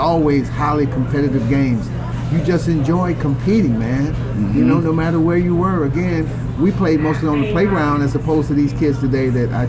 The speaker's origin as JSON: {"language": "English", "town": "Chicago Heights", "region": "Illinois", "country": "United States", "tie": "born or raised there", "said": "I grew up kind of in Chicago Heights area, which is a suburb of Chicago."}